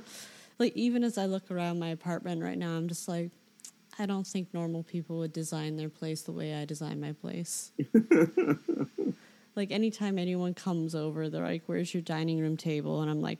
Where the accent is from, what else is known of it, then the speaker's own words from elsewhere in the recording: Ireland; I'm Irish, so every time same. I show my fiancé that, be like, hey, look, that's what it used to be like in my land.